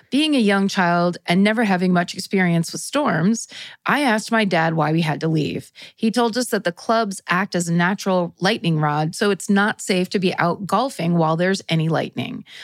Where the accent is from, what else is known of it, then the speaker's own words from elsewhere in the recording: Colorado, United States; I grew up in Western Colorado with my mom, but my dad lived in Denver, so every summer my sister and I would go stay with him.